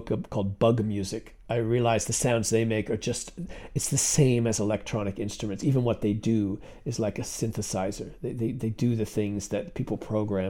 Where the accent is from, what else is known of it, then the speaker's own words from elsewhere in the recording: Connecticut, United States; I grew up in Connecticut, kind of, outside New York City